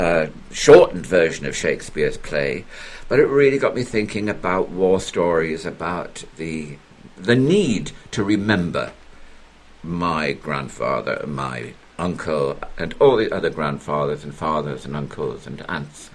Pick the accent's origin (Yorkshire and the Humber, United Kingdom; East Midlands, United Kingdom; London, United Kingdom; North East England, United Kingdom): North East England, United Kingdom; South Shields; an absolutely devastating air raid on my hometown